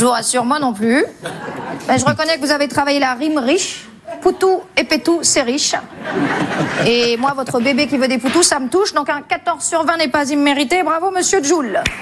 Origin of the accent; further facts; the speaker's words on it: Toulouse, Occitania, France; moved away; also born or lived in Var; moi, je suis toulousaine